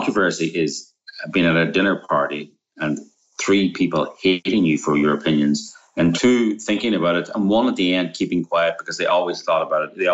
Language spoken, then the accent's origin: English; Northern Ireland, United Kingdom; moved away; also born or lived in Romania; I'm from Northern Ireland, right? I grew up during the Troubles